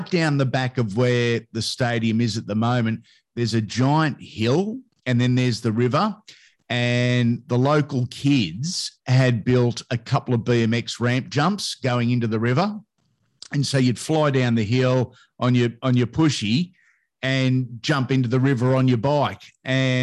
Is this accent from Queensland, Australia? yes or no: no; Sydney, New South Wales, Australia; I grew up in the North Rocks, Carlingford area on North Rocks Road